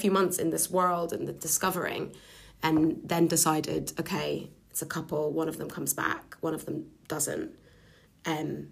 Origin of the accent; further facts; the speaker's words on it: Lebanon; moved away as an adult; also born or lived in London; I'm half Lebanese, half Scottish, and I grew up in Lebanon until I was about 18